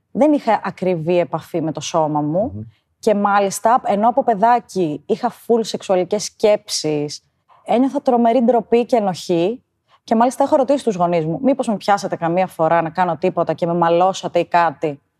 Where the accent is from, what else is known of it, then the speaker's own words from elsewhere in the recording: Karditsa, Thessaly, Greece; moved away as an adult; now in Athens, Greece; είμαι 32 χρονών. Μεγάλωσα στην Καρδίτσα, σπούδασα στη Θεσσαλονίκη και ζω στην Αθήνα τα τελευταία 8 χρόνια